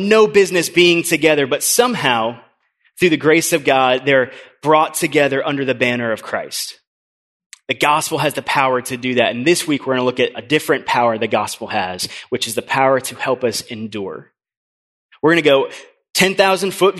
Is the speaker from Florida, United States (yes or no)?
yes; Orlando, Florida, United States; I grew up in Orlando